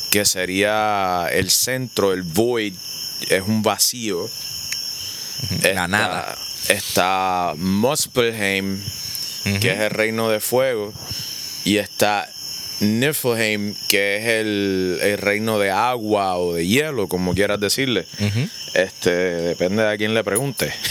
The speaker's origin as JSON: {"language": "Spanish", "country": "Puerto Rico", "said": "hablamos español, somos de Puerto Rico"}